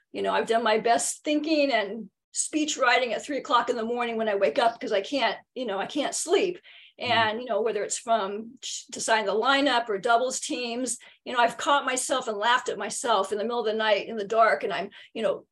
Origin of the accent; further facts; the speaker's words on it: San Diego, California, United States; I'm born and raised in San Diego. I never have left